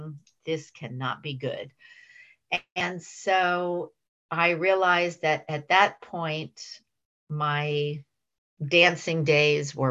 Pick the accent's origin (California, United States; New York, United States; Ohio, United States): California, United States; San Francisco; I worked in a few different hospitals in the San Francisco area where I was born and raised. I'm a native San Franciscan, which is a rare breed.